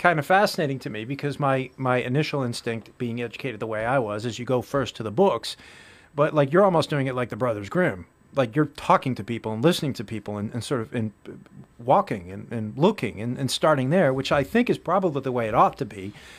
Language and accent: English; Chelmsford, Massachusetts, United States; I grew up in Chelmsford